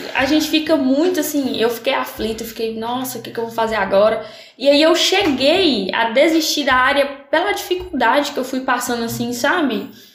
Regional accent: São Francisco, Brazil; Sou, sou aqui, sou natural de São Francisco

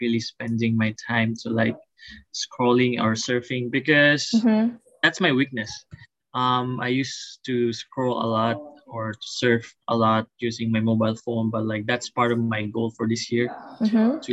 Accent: Philippines; now in Hawaii, United States; I'm from the Philippines in Manila. Not exactly in Manila, but like really close to Manila, like 3-hour travel away there

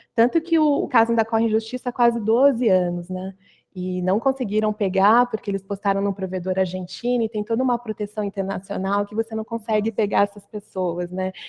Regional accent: Campinas, São Paulo, Brazil; moved away as an adult; now in São Paulo, Brazil; eu sou do, de Campinas, né? Mas arranjei um emprego aqui em São Paulo então, saí da casa dos pais

